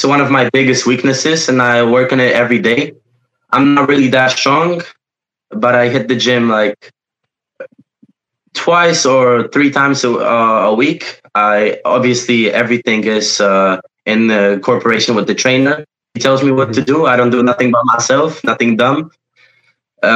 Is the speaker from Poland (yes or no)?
yes; Poland; first language Polish; English is a second language; also born or lived in United States (born); I was born in America. Before I moved to Poland, I lived there for about a year